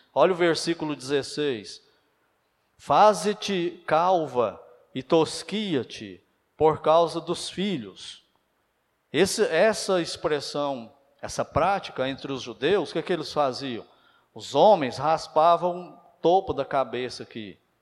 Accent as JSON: {"language": "Portuguese", "country": "Brazil", "said": "mas nós somos brasileiros"}